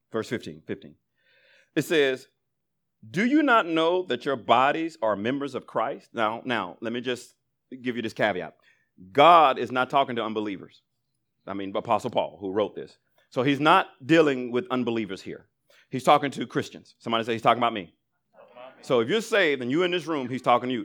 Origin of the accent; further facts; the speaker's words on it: Alabama, United States; I grew up in Alabama